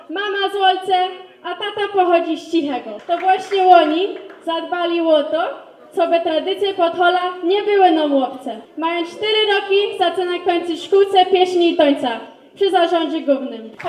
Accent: Chicago, Illinois, United States; Urodziłam się i wychowałam tu w Chicago. Mam dwie młodsze siostry, Karolinę i Asię. … oboje gorale. Mama z Łolce, a tata pochodzi z Cichego.

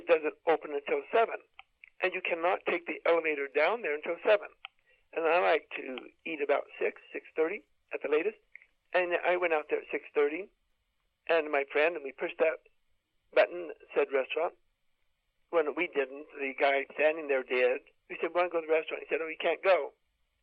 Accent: United States; being American and being an adventure outdoor person

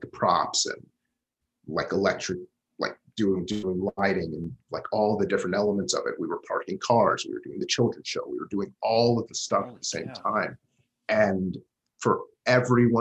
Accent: Huntsville, Alabama, United States; I started doing theater when we moved houses in Huntsville. I'm originally from Huntsville, Alabama

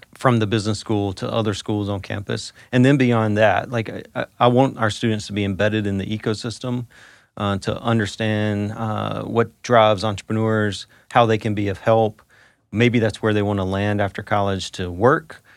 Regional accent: North Carolina, United States; moved away; Growing up in North Carolina, growing up an NC State fan

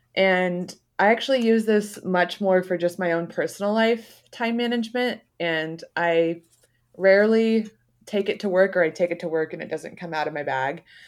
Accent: Beaverton, Oregon, United States; I grew up in Beaverton

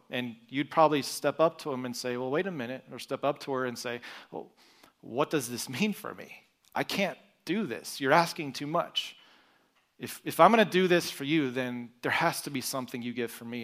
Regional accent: Broken Arrow, Oklahoma, United States; moved away; I was born and raised in Broken Arrow, Oklahoma. So I am an Okie

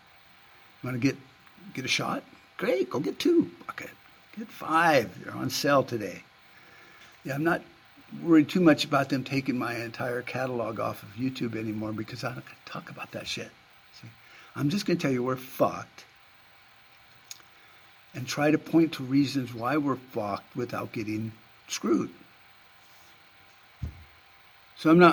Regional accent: United States; I'm an American

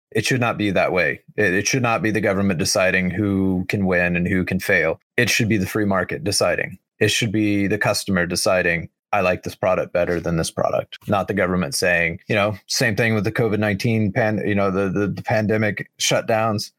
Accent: United States; as an American

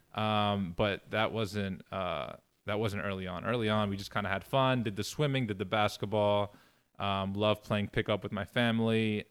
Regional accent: New York City, New York, United States; moved away as an adult; growing up in Queens

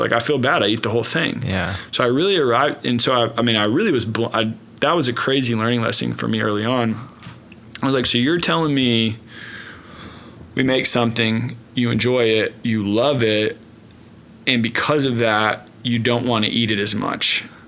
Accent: Oklahoma City, Oklahoma, United States; Born and raised in Oklahoma City, uh, northwest part of Oklahoma City.

